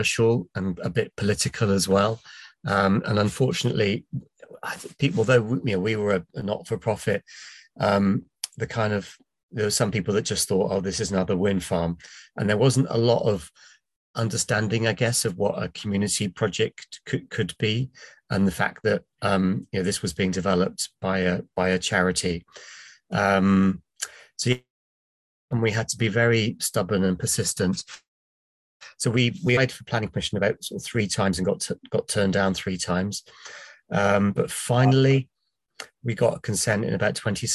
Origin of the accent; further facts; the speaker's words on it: Plymouth, South West England, United Kingdom; moved away as an adult; now in Wales, United Kingdom; I was brought up in Plymouth in England